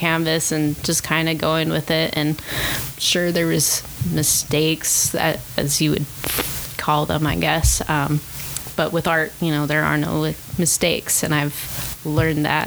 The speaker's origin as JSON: {"language": "English", "town": "Salt Lake City", "region": "Utah", "country": "United States", "tie": "born or raised there", "lives_now": "St. George, United States", "said": "I grew up in Salt Lake and I moved down to St. George about 6 years ago."}